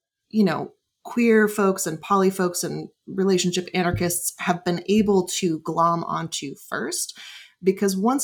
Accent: Bay Area, California, United States; I grew up in the Bay Area.

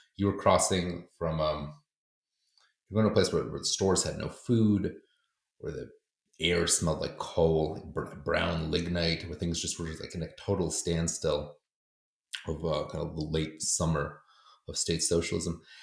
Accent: United States; also born or lived in Poland; I grew up in America, but I was going to school in Poland

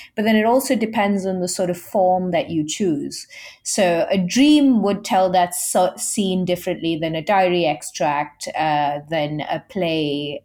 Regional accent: India; I'm Indian

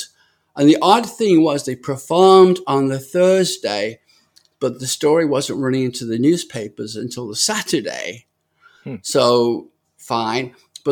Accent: United Kingdom; accent: British; moved away; also born or lived in Elliott Lake / North Bay / Calgary; this British guy

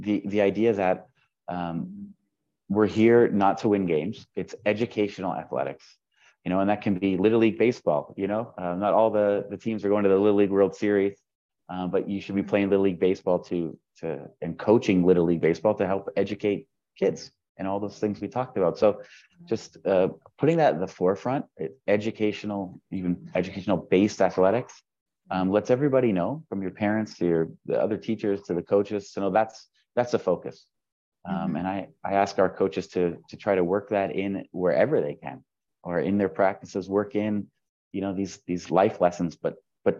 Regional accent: Southern Ontario, Canada; moved away as an adult; now in Vienna, Austria; as a kid growing up in Southern Ontario

